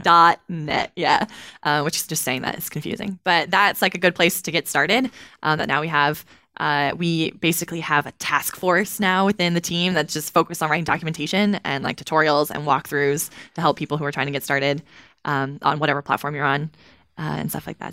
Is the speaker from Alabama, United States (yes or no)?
no; Kentucky, United States; I'm from Kentucky